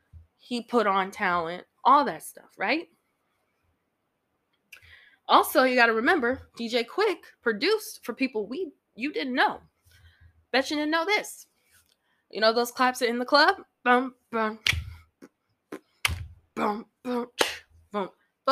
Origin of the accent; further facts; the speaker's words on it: Midwest, United States; I know I'm from the Midwest, but West Coast is life for me.